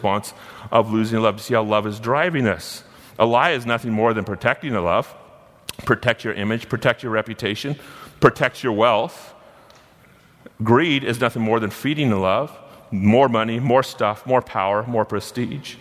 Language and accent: English; Gold Beach, Oregon, United States; I was born and raised in Gold Beach, Oregon